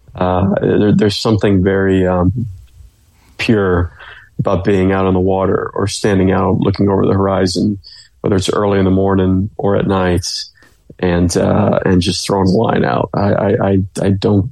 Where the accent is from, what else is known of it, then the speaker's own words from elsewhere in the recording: Clearwater, Florida, United States; I'm from the Clearwater Largo area, so I grew up saltwater fishing a lot